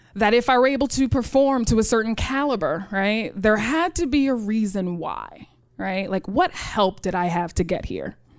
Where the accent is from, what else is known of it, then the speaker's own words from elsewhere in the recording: New York City, New York, United States; I grew up in Rochdale Village.